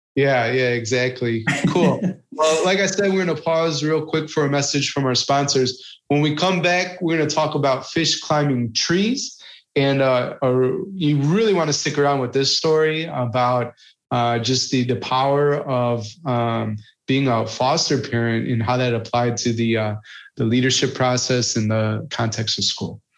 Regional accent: United States; being an American

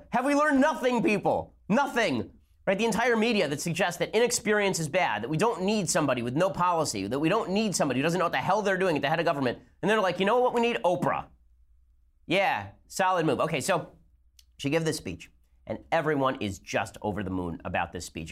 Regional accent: Los Angeles, California, United States; I grew up in Hollywood

